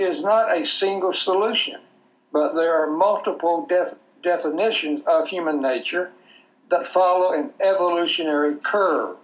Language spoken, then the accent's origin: English; Texas, United States; I'm from Texas